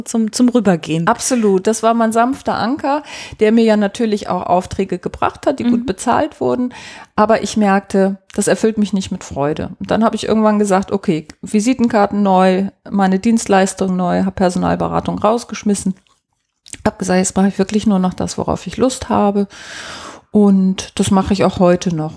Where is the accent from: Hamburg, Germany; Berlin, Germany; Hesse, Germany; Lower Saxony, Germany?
Hamburg, Germany; ich bin in Hamburg geboren und da auch aufgewachsen